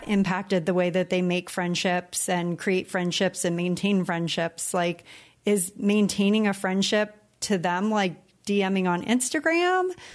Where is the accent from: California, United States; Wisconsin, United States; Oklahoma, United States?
California, United States; moved away as an adult; now in Puerto Rico; when we came to Puerto Rico from California